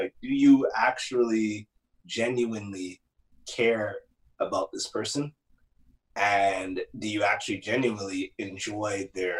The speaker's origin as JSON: {"language": "English", "town": "Toronto", "region": "Ontario", "country": "Canada", "tie": "born or raised there", "said": "I was born downtown, that I grew up in Jaded Ship."}